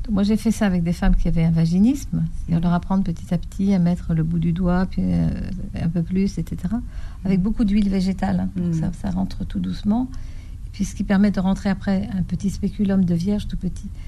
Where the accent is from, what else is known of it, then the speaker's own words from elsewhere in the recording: Paris, Île-de-France, France; also born or lived in Bordeaux; Parisienne, hein, de, j'ai fait mes études à Saint-Antoine, hein, donc je suis une